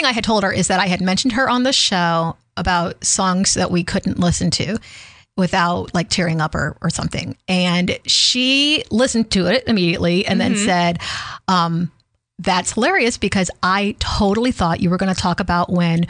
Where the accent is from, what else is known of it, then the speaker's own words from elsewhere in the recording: Slidell, Louisiana, United States; Because I grew up in Louisiana.